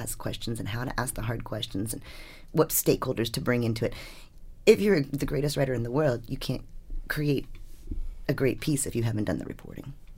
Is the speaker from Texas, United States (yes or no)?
no; Washington, District of Columbia, United States; I grew up in Washington, D C during Watergate